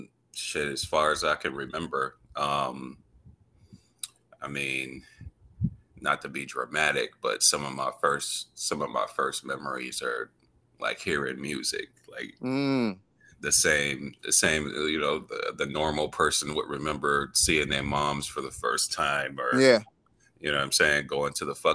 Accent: Phoenix, Arizona, United States; I'm from Phoenix.

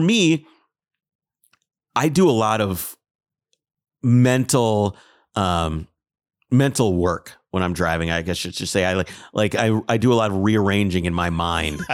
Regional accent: Minnesota, United States; I'm from Minnesota

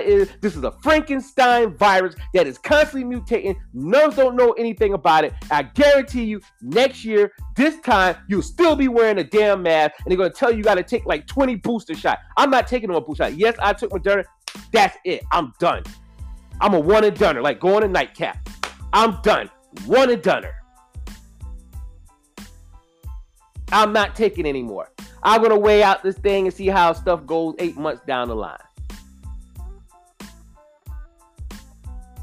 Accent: United States; I'm American made

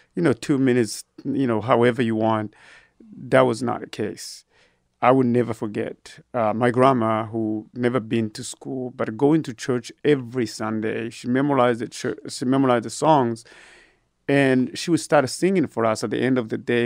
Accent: Burundi; also born or lived in Georgia, United States / Abilene, Texas, United States; now in Austin, United States; I was born and raised in Burundi, Africa

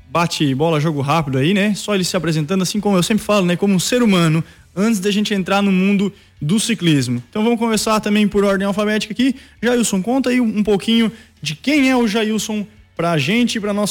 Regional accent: Sapucaia do Sul, Rio Grande do Sul, Brazil; now in Praia Grande, Brazil; eu sou natural de Sapucaia

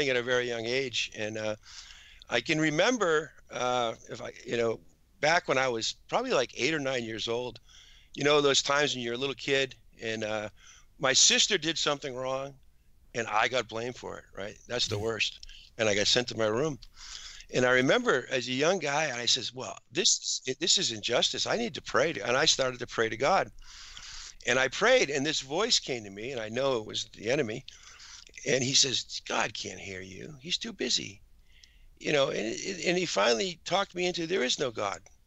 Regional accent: Massachusetts, United States; also born or lived in Westborough, Massachusetts; I was raised in Mass

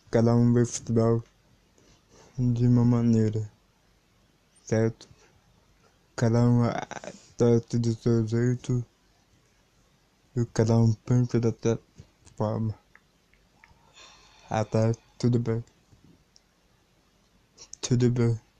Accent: São Paulo, Brazil; born there; Eu já nasci em São Paulo.

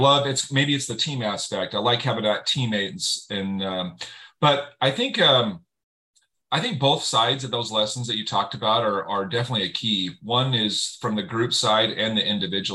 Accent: Utah, United States; I'm from Utah. I was in a small town, 2A classification, and 5A is the biggest in Utah

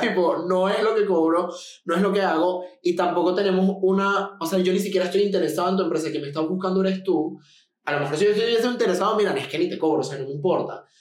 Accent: Venezuela; now in Mexico; yo vengo de Venezuela, la ciudad de la que yo vengo era una ciudad tipo Monterrey

